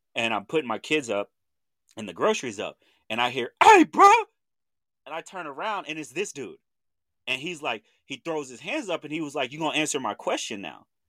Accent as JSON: {"language": "English", "town": "Chandler", "region": "Oklahoma", "country": "United States", "said": "I'm from Chandler, Oklahoma"}